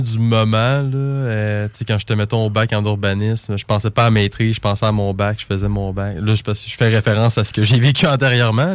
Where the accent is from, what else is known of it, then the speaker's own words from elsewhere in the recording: Lévis, Quebec, Canada; pour moi, Lévis, c'est ma ville, c'est ma place.